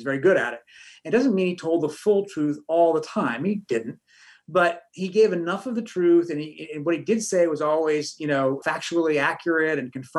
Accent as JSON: {"language": "English", "town": "Washington", "region": "District of Columbia", "country": "United States", "tie": "born or raised there", "said": "I grew up in Washington."}